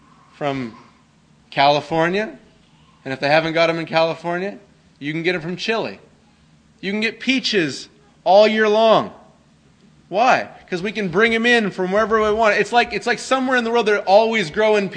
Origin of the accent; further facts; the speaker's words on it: Canada; I grew up in Canada